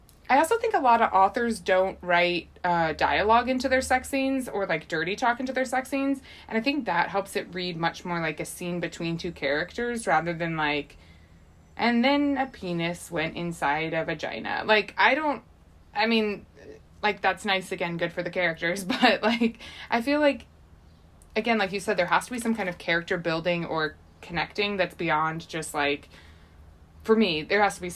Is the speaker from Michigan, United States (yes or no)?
no; St. Louis, Missouri, United States; I'm from St. Louis. Everyone's Catholic. My whole family's Catholic.